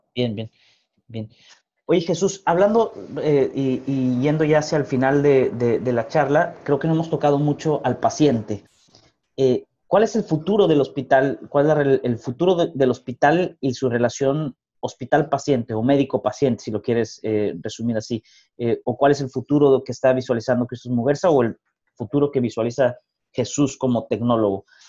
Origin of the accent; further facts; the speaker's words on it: northern Mexico, Mexico; los que somos mexicanos y de los que hemos vivido en el norte de México